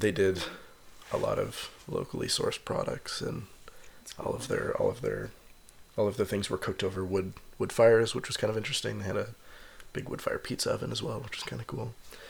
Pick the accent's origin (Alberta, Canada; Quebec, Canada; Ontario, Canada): Ontario, Canada; London; I grew up in London.